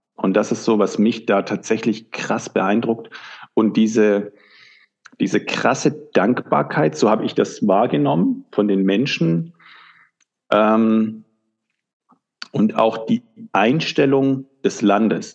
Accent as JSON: {"language": "German", "country": "Germany", "tie": "born or raised there", "said": "ich bin äh, in Deutschland geboren und aufgewachsen"}